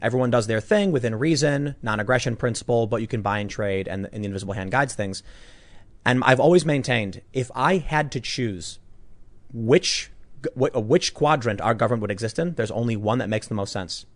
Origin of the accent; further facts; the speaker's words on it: Chicago, Illinois, United States; I can rise up from the, the gutter of Chicago